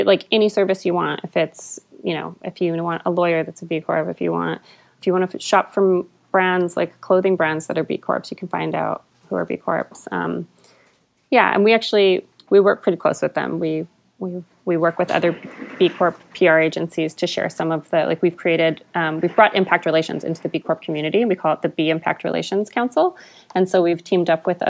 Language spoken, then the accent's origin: English; Albuquerque, New Mexico, United States; moved away as an adult; now in Canada; I'm from Albuquerque, New Mexico. I was born and raised